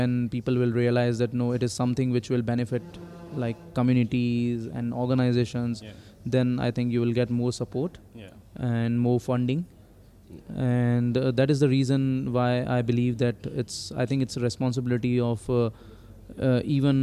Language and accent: English; India; moved away as an adult; also born or lived in Pune / Johannesburg, South Africa; now in South Africa; I was born in India, and then I did my schooling and college, everything in India